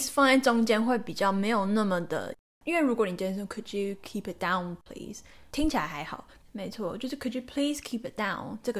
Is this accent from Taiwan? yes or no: yes; Taiwan; 可能就是因为我自己本身是台湾人，然后我也是一个英文是我的第二个语言，英文不是我的母语